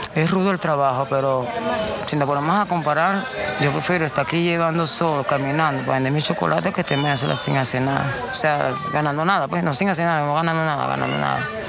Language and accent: Spanish; Venezuela; recuerda que soy venezolano, no colombiano